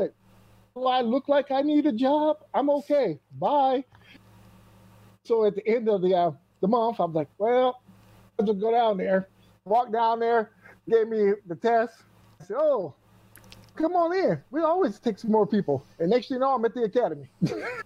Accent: Michigan, United States; now in Quad Cities, United States; I grew up in Michigan. I'm in Iowa now.

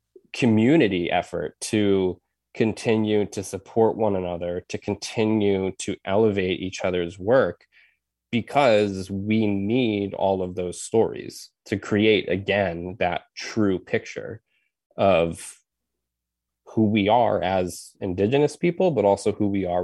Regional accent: United States; because I grew up on the Res and I had friends whose parents had married in and they were not Native at all.

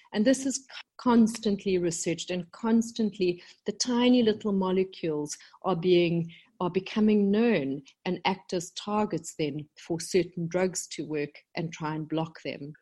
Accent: South Africa; moved away as an adult; also born or lived in London, United Kingdom; when I came back to South Africa, my home country, about 10 years ago

